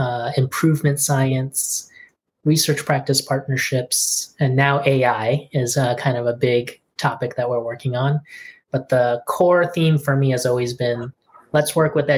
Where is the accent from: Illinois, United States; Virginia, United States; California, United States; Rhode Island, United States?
Rhode Island, United States; Providence; I grew up in Providence, Rhode Island, and my parents immigrated from Korea.